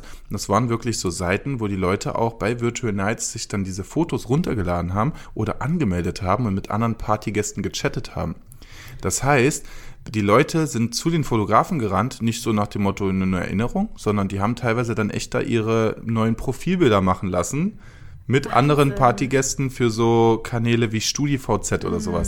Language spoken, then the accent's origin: German; Cologne, North Rhine-Westphalia, Germany; ich bin aus Köln.